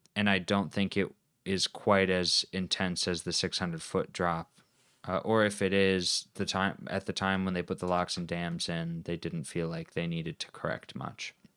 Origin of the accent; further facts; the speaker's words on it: United States; I'm an, uh, uncultured American